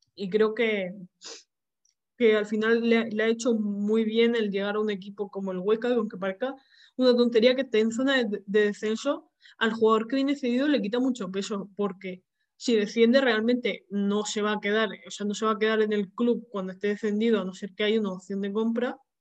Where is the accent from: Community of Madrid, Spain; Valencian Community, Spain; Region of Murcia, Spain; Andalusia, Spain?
Region of Murcia, Spain; Murcia; yo soy de Murcia